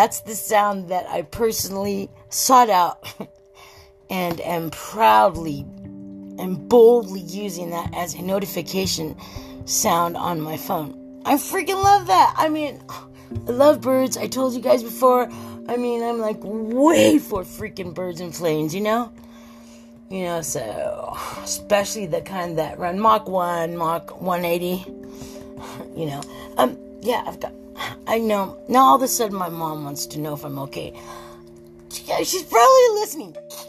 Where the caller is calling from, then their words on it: Southern California, United States; Did I tell you I'm calling from California? Southern California.